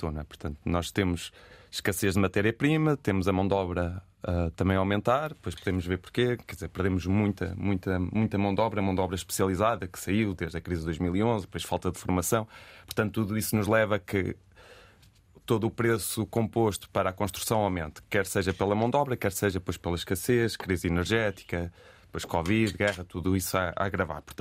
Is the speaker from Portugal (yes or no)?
yes; Viseu, Centro, Portugal; eu sou de Viseu